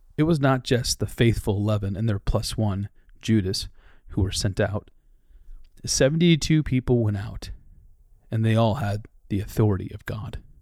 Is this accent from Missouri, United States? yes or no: no; Dubuque, Iowa, United States; moved away; also born or lived in Twin Cities, Minnesota / Raleigh-Durham-Chapel Hill, North Carolina; Since moving from my hometown of Dubuque, Iowa